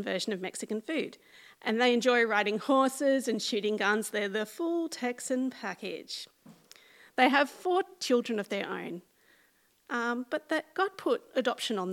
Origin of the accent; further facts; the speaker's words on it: central west of New South Wales, Australia; accent: small town accent; moved away as an adult; now in Sydney, Australia; I left my family home in a quiet country town of the central west of New South Wales, and I moved 5 hours' drive to live in Western Sydney